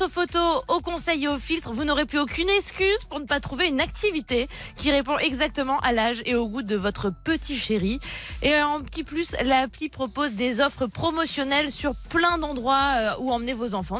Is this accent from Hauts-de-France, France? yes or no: yes; Tourcoing, Hauts-de-France, France; also born or lived in Marcq-en-Barœul; nous, on est du nord, la famille. On vient de Tourcoing, marc en barreul donc vraiment dans le nord du nord de la France.